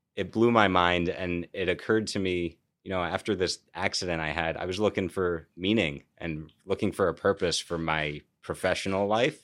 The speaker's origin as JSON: {"language": "English", "region": "New York", "country": "United States", "also_born_or_lived": "California", "said": "as a New Yorker"}